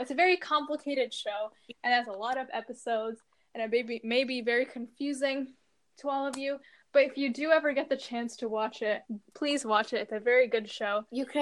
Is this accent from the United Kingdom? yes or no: no; India; we're both Indian